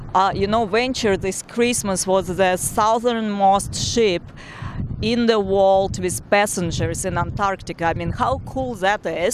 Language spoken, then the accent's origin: English; Tashkent, Uzbekistan; moved away; I was born and raised in Tashkent, Uzbekistan, in a very small neighborhood